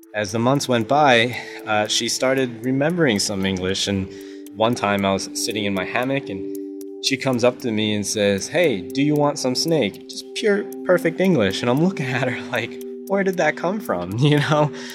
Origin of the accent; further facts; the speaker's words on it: United States; I grew up in America